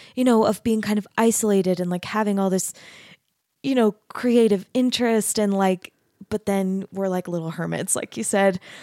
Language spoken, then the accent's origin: English; Arizona, United States; I grew up in Arizona